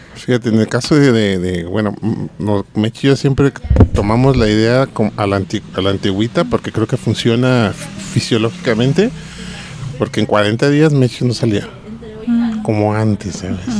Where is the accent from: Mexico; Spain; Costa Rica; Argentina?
Mexico; aquí en México